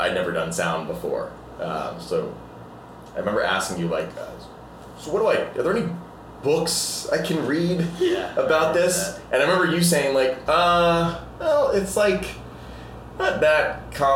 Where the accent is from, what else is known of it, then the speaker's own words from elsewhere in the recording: Orange County, California, United States; now in Los Angeles, United States; I'm from Orange County